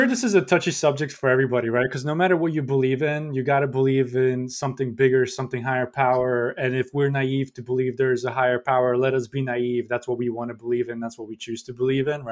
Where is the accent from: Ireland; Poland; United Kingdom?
Poland; English is a second language; now in United States; I'm an immigrant, right? This is not my first country, not my native language. In Poland